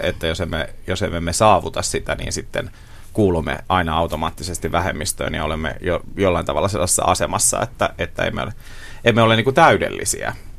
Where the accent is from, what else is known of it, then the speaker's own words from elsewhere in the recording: Seinäjoki, South Ostrobothnia, Finland; moved away; oman vanhan kotikaupunkini Seinäjoen